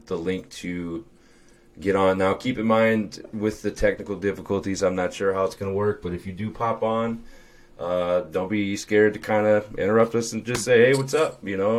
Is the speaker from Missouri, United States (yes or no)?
yes; St. Louis, Missouri, United States; I'm from St. Louis